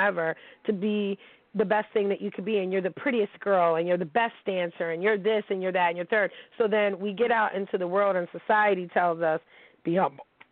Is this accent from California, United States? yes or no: no; Pittsburgh, Pennsylvania, United States; I'm from Pittsburgh